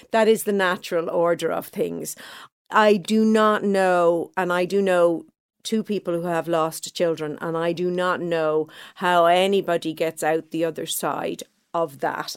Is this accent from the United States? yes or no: no; Dublin, Leinster, Ireland; I grew up in Clontarf, a nice middle class neighborhood